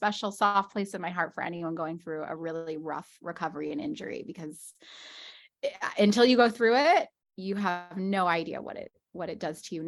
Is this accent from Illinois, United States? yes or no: no; Scottsdale, Arizona, United States; moved away as an adult; now in Los Angeles, United States; I'm originally from Scottsdale, Arizona, but I've lived in the west side of Los Angeles now for almost 15 years.